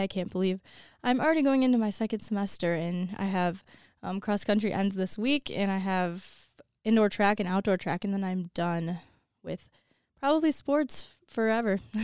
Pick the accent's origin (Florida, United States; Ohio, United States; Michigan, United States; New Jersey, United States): Michigan, United States; Woodhaven; I am from, it's Woodhaven, um, the city that I'm from